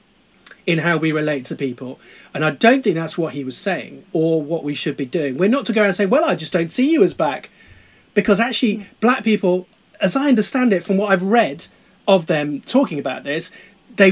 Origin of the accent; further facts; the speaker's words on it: England, United Kingdom; being English in the United Kingdom